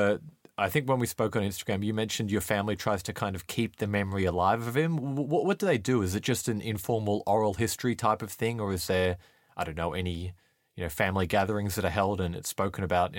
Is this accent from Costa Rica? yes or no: no; Australia; now in United Kingdom; I'm Australian. I live in the UK, but I grew up in Australia.